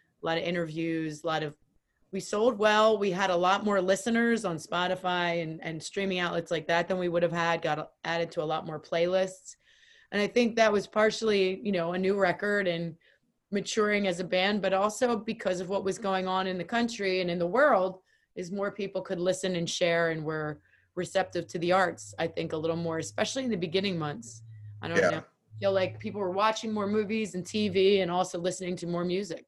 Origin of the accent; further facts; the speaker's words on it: Philadelphia, Pennsylvania, United States; moved away as an adult; now in New Jersey, United States; We're all from Philly.